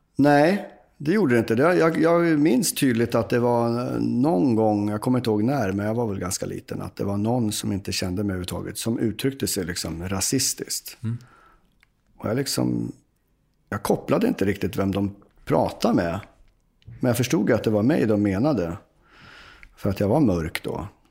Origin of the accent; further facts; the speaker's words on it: Uppsala, Uppsala County, Sweden; jag är ju från Uppsala